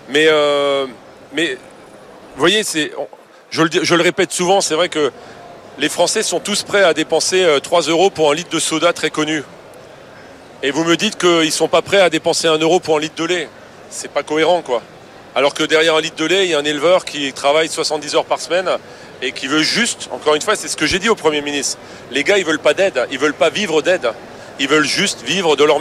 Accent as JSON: {"language": "French", "country": "France", "said": "moi, moi je reste je suis français, fier de l'être, et je vais toujours pousser les produits français."}